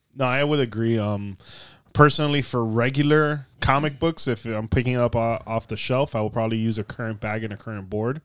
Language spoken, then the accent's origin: English; South Florida, United States; we're from South Florida, and the heat here is dangerous